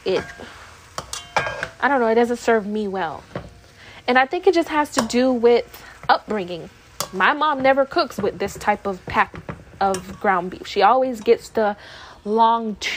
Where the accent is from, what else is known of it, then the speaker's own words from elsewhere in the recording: Fort Myers, Florida, United States; I lived in Fort Myers when I grew up in Fort Myers when I was little